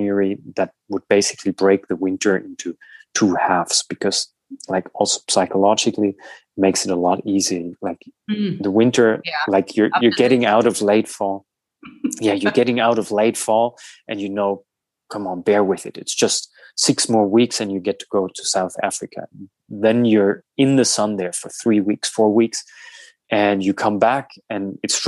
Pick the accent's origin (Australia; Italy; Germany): Germany; Southern Germany; moved away as an adult; also born or lived in Berlin / United States; from my hometown in the south of Germany